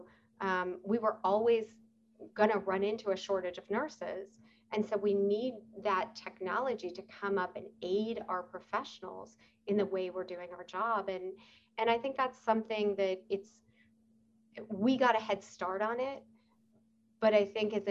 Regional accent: New York, United States; moved away; I am a New Yorker

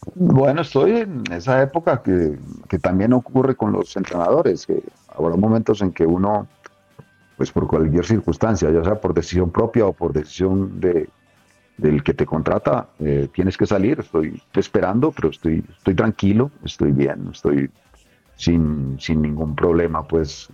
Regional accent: Colombia; uno como colombiano

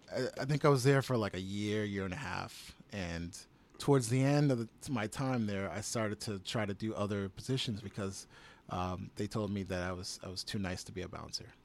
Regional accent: Chelsea, Massachusetts, United States; also born or lived in Somerville, Massachusetts / Michigan; I grew up in Chelsea

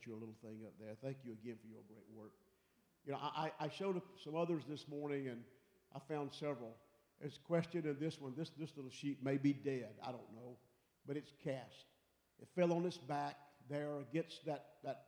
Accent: Pickens, South Carolina, United States; growing up in South Carolina over in Pickens

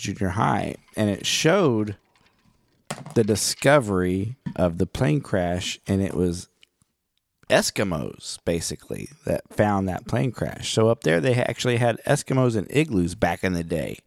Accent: Oklahoma, United States; I'm from Oklahoma

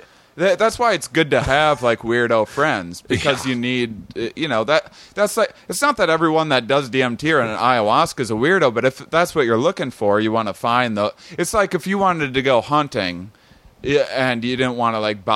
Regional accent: La Crosse, Wisconsin, United States; I just came back from Wisconsin as well. I spent a treacherous 3 months there living in my parents' basement

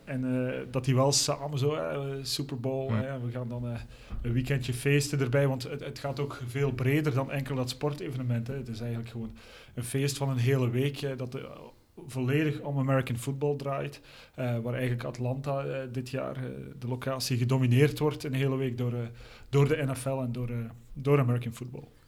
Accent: Belgium; zeker als Belg

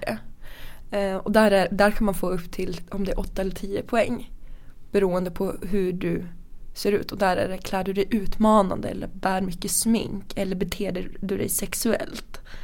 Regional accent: Sundsvall, Västernorrland County, Sweden; vi kommer från Sundsvall, vi träffades i Sundsvall.

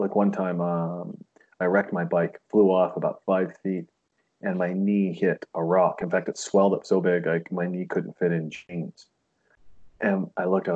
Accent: Montana, United States; I was raised in Montana.

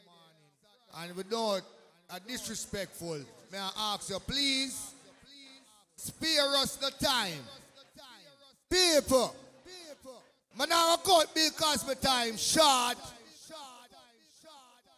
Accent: Jamaica; I'm a Jamaican.

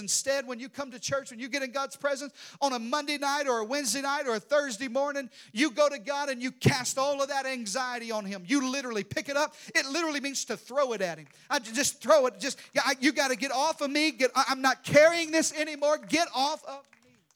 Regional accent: Arkansas, United States; in the deep south, I'm from Arkansas.

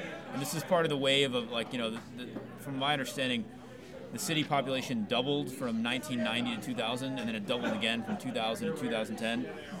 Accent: Austin, Texas, United States; also born or lived in Houston, Texas; And so I grew up in Austin. I was not born here, but I feel like I grew up here. I'm thankful that I grew up here.

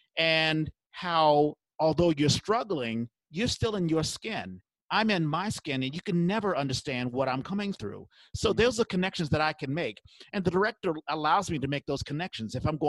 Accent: South Africa; of course, being a South African, I mean, I was sort of out of my element

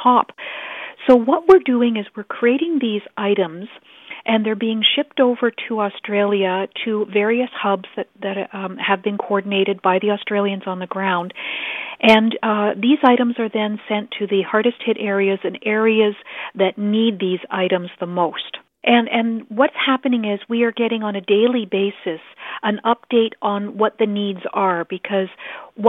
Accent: Canada; now in Ottawa, Canada; as a Canadian

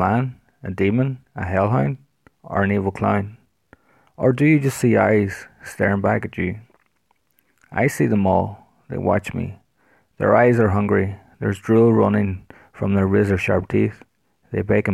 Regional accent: Ireland; I am an author from Ireland

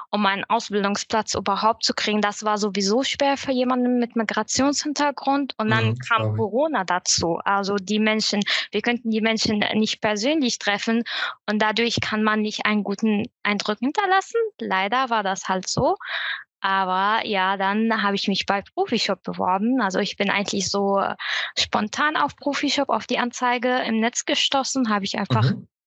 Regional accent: Syria; German is a second language; now in Germany; Ich bin 2015 von Syrien nach Deutschland geflüchtet und bin hier alles anerkannte Flüchtlinge.

